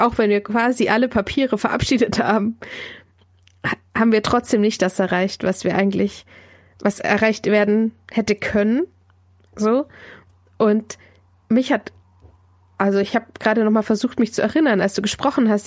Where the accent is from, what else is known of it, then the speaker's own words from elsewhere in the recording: Diocese of Augsburg, Bavaria, Germany; now in Munich, Germany; wohne in München, komme gebürtig aus dem Bistum Augsburg